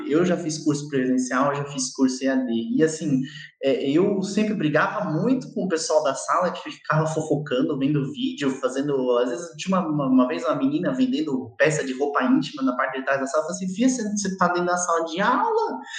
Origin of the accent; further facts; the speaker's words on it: Brazil; É que a gente é brasileiro já é meio vacinado com isso, né?